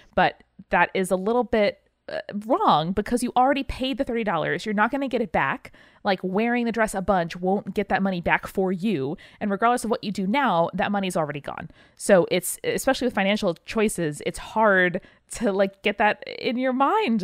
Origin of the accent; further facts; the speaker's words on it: Northeast, United States; we grew up in the Northeast. We get nor'easters.